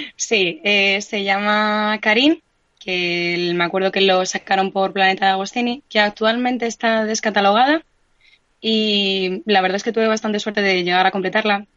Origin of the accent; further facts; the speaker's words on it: Madrid, Community of Madrid, Spain; soy de aquí, nací aquí en Madrid, soy gato